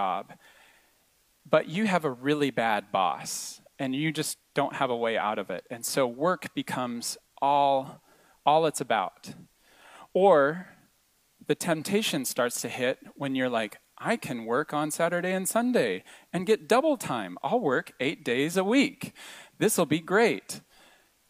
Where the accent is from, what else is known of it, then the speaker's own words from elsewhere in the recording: United States; moved away as an adult; now in Montreal, Canada; I was the only American in the class